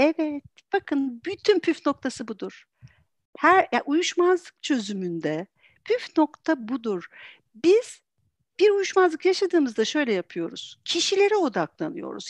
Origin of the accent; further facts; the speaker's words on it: Antalya, Turkey; moved away as an adult; now in Istanbul, Turkey; ben aslen Antalyalıyım. Eee, o zaman Antalya'da yaşıyordum. Şu anda İstanbul'dayız.